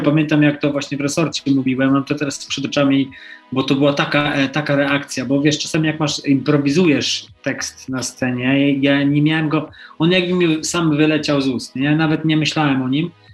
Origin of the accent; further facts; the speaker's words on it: Poland; also born or lived in United States; się urodziłem w Polsce